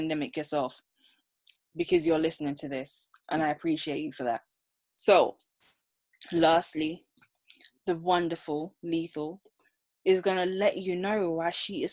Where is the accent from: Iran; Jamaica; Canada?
Jamaica; now in United Kingdom; growing up in Jamaica